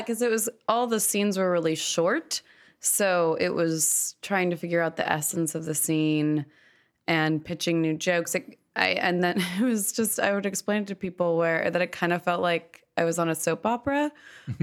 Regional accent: Malibu, California, United States; also born or lived in Los Angeles; I am from Los Angeles. I grew up in Malibu.

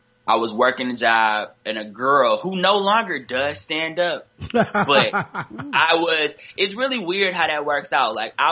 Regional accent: Detroit, Michigan, United States; moved away as an adult; now in New York, United States; I'm from Detroit originally.

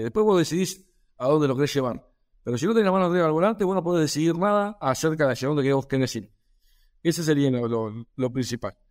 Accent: Argentina; soy médico veterinario de Argentina

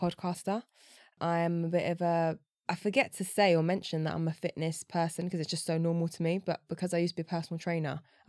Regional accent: London, United Kingdom; I grew up in East London.

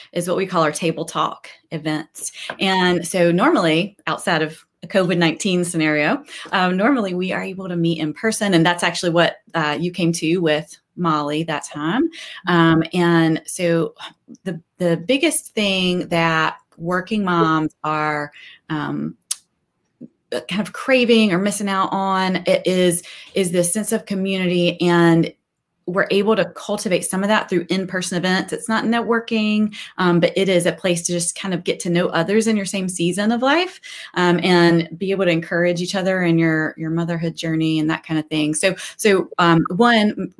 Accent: North Carolina, United States; I grew up in North Carolina and went to school at NC State.

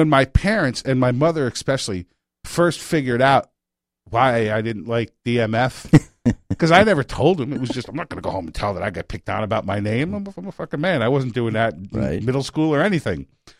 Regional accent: New York, United States; moved away; I am so glad I grew up in New York.

